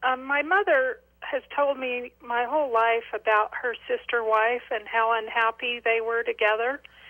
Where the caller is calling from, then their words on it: Hurricane, Utah, United States; I'm just calling from Hurricane. I am from a polygamous family.